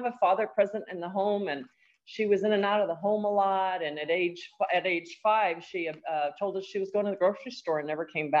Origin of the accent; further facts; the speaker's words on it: El Paso, Texas, United States; I am actually a border town gal. I'm from El Paso, Texas. I'm one of 4 children and came out of a single parent home